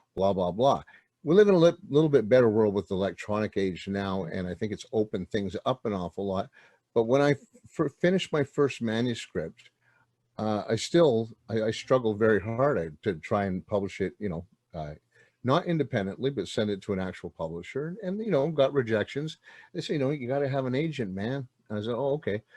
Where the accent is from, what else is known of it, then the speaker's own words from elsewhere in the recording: outside Montreal, Quebec, Canada; I was born in a place called uh, well out, outside Montreal, Quebec